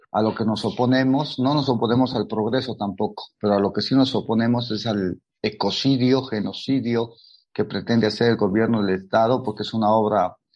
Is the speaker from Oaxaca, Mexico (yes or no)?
yes; Oaxaca de Juárez, Oaxaca, Mexico; soy artista plástico y soy nacido y creado en el Centro Histórico de Oaxaca, de Juárez.